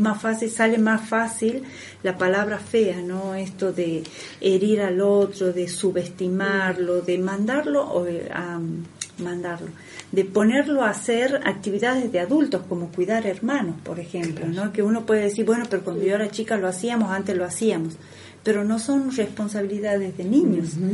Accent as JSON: {"language": "Spanish", "country": "Argentina", "said": "de lo que uno es como pueblo argentino."}